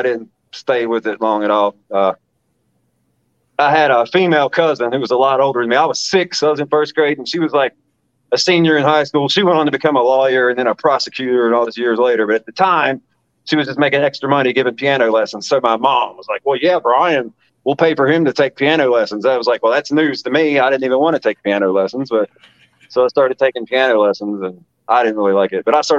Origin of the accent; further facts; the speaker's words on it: West Virginia, United States; now in Ohio, United States; So, I mean, I'm from West Virginia, but I've lived all over America. And I finally settled down here in Ohio. I've been here since 2013, so almost 9 years now.